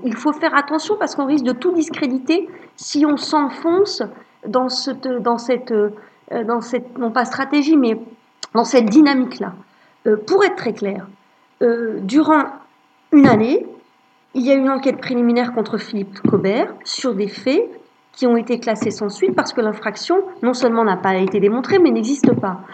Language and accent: French; Lorraine, Grand Est, France; je suis née en Lorraine, j'ai grandi en Lorraine